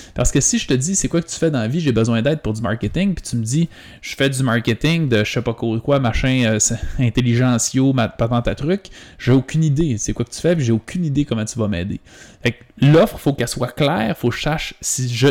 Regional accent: Quebec, Canada; Mais moi, je viens du Saguenay-Lac-Saint-Jean. C'est une, petite, des plus petites régions du Québec

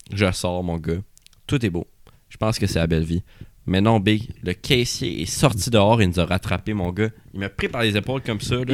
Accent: Sherbrooke, Quebec, Canada; je viens de Sherbrooke.

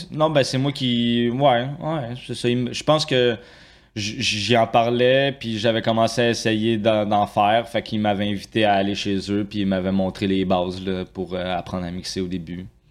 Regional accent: Saint-Hubert, Quebec, Canada; also born or lived in Longueuil; now in Saint-Jean-sur-Richelieu, Canada; je suis né à Longueuil. J'ai vécu pas mal toute euh, ma jeunesse à Saint-Hubert.

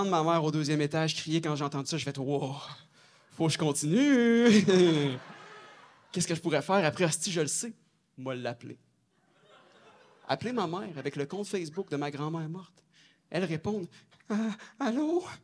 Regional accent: Saint-Tite, Quebec, Canada; Je viens, je viens d'ici. En fait, j'ai un petit village à côté. Je viens de Saint-Tite.

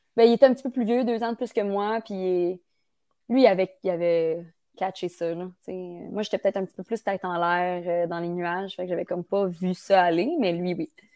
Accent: Bromont, Quebec, Canada; now in Montreal, Canada; moi je viens de Bromont

